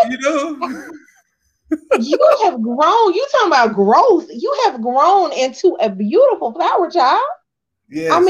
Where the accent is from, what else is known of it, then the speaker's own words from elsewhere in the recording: Texas, United States; I'm a Texan and I, I don't sound yeah. like that.